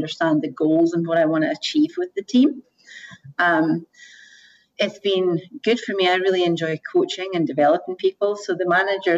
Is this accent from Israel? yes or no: no; Scotland, United Kingdom; moved away as an adult; also born or lived in Asia; originally from Scotland